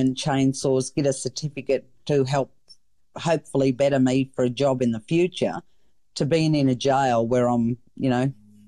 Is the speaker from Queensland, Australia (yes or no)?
yes; Queensland, Australia; to be an Australian, and I'm overly wrapped more so that I'm a Queenslander.